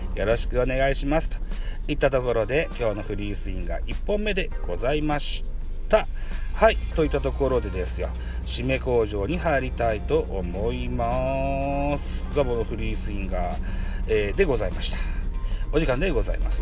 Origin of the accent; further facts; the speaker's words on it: Shimane, Japan; 島根県 出身でございます